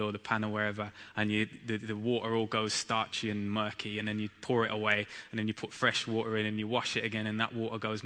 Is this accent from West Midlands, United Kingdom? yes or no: yes; Birmingham, West Midlands, United Kingdom; I'm from Birmingham, and my wife Abby is from London